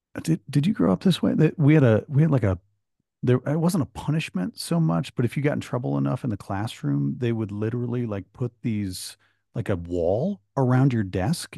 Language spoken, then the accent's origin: English; Michigan, United States; moved away; I'm from Michigan originally